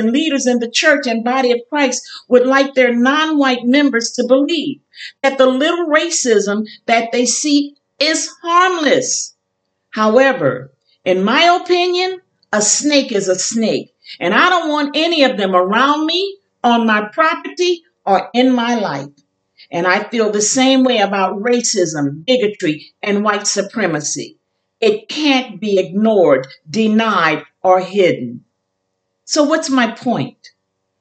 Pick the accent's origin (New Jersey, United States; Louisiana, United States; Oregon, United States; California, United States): Louisiana, United States; New Orleans; also born or lived in Chicago / Kenner, Louisiana; I was born in Chicago, raised in New Orleans, and spent my entire life as a wife and mother between New Orleans and Kenner, Louisiana